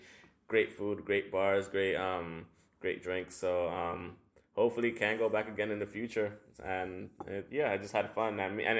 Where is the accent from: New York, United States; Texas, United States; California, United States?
New York, United States; as a New Yorker